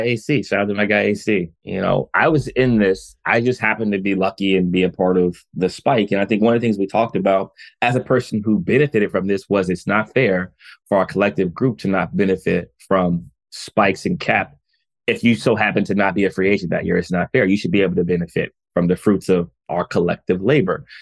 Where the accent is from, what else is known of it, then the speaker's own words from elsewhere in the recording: United States; as a black man growing up in America